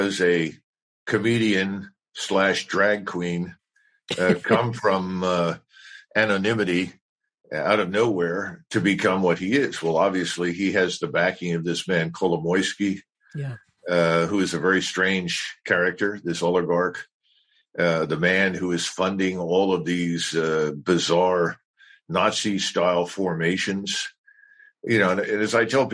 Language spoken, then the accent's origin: English; United States; I'm an American.